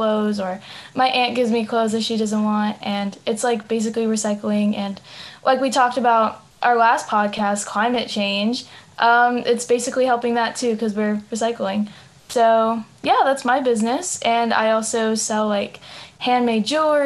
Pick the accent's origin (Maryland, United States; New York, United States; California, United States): California, United States; Los Angeles; I'm 17 from LA.